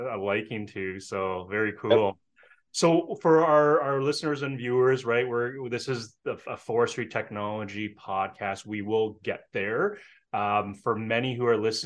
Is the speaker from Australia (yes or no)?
no; Canada; as a Canadian